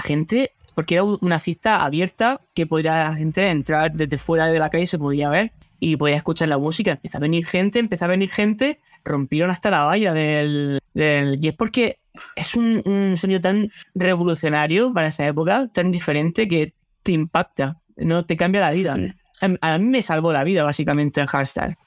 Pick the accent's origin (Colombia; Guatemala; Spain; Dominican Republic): Spain; Region of Murcia; born or raised there; moved away as an adult; also born or lived in Granada / Águilas; now in Netherlands